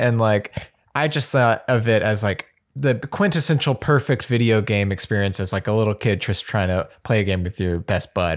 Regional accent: Birmingham, Alabama, United States; I'm from Alabama, from Birmingham

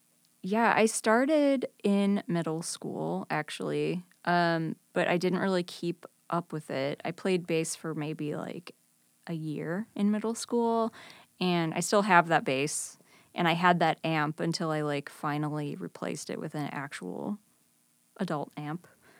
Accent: Libertyville, Illinois, United States; now in Chicago, United States; I grew up in Libertyville.

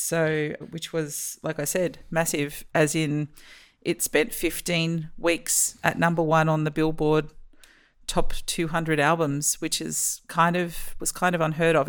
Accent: Australia; as an Australian

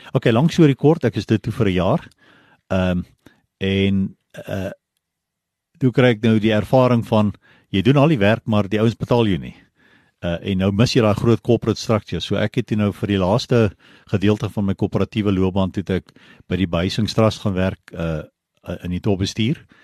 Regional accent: Pretoria, Gauteng, South Africa; ek het groot geword in basies Pretoria daar, laerskool, hoërskool

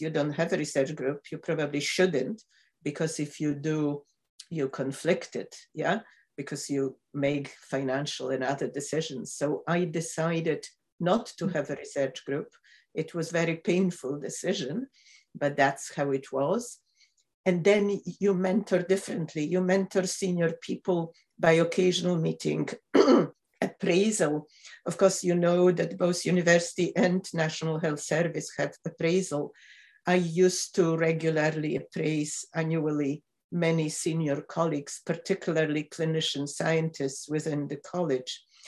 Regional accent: Poland; moved away as an adult; also born or lived in Michigan; now in Glasgow, United Kingdom

